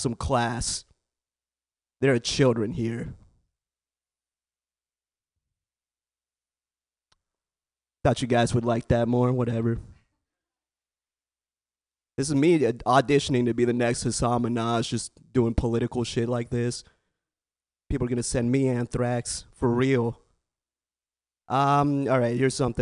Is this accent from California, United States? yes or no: yes; the Bay Area, California, United States; born and raised in the Bay